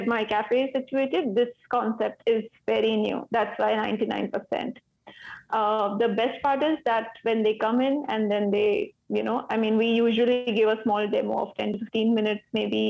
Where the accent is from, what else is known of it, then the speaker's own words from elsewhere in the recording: India; also born or lived in Mumbai; from India. We run a small board gaming cafe in Mumbai